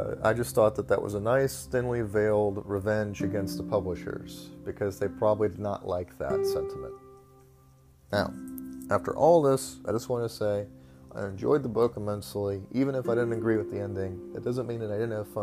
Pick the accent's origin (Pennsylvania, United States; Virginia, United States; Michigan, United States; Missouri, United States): Missouri, United States; St. Louis; I grew up in St. Louis, and I grew up all around Anheuser-Busch products